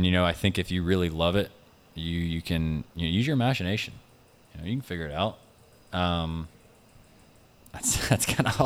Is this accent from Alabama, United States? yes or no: yes; Birmingham, Alabama, United States; moved away; also born or lived in South Carolina; When I grew up in Birmingham, I kind of had everything with Greystone.